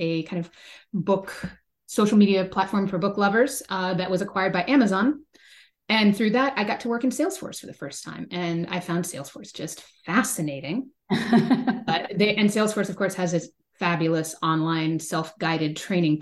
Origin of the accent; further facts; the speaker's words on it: Bay Area, California, United States; growing up in the Bay Area